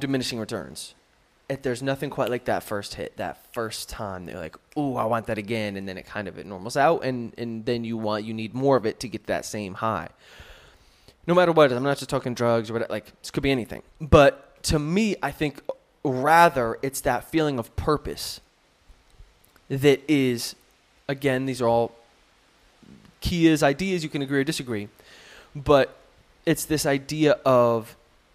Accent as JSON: {"language": "English", "country": "United States", "moved": "yes", "said": "being an American and now having some perspective on Americans"}